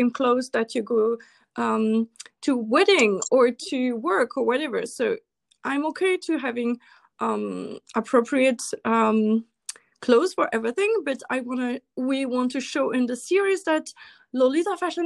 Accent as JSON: {"language": "English", "country": "Switzerland", "second_language": "English", "said": "I'm from Switzerland"}